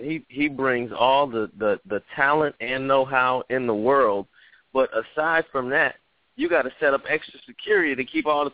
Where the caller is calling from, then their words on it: Atlanta, Georgia, United States; I'm calling from Atlanta.